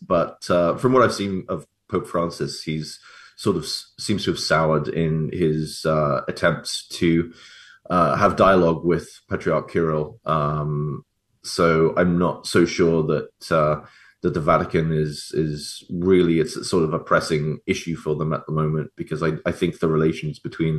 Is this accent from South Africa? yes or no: no; England, United Kingdom; as an English Catholic